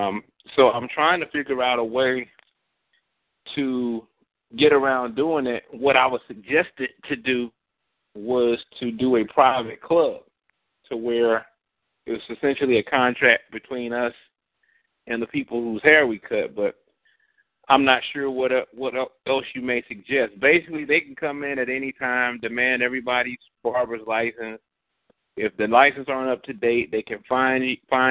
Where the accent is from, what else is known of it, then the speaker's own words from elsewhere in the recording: South Georgia, United States; I'm actually from South Georgia, Moody Air Force Base